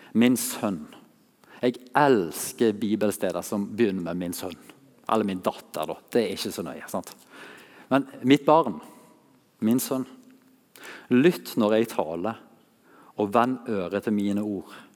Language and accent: Norwegian; Masfjorden, Vestland, Norway; her er vi hjemme i stua der jeg vokste opp, i Massfjorden.